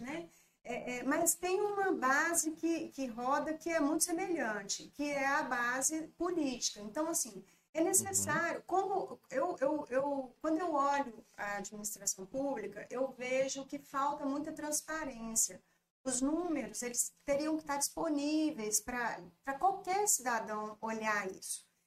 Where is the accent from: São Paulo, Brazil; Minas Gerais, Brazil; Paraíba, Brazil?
Minas Gerais, Brazil; Governador Valadares; also born or lived in Belo Horizonte; sou daqui de Valadares, mas tinha morado em, em BH durante quatro anos, na época do ensino médio